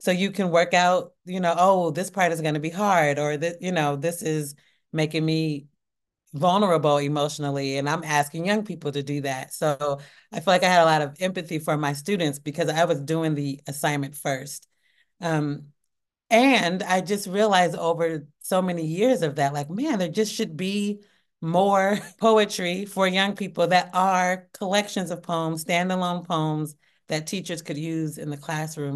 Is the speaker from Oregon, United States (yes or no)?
yes; Portland, Oregon, United States; i had a, a small acting ensemble called Where I'm From Productions. And we would put on shows in in Northeast Portland